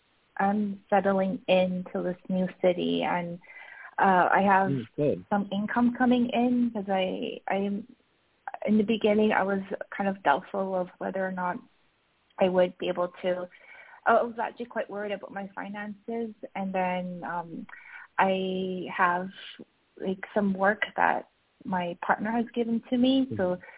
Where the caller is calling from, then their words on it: Malaga, Andalusia, Spain; moved away; I'm calling from Malaga.